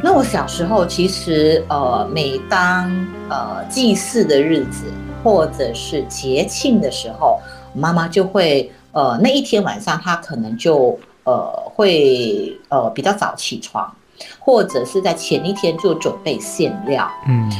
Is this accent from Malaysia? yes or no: yes; Malaysia; 我是马来西亚的华人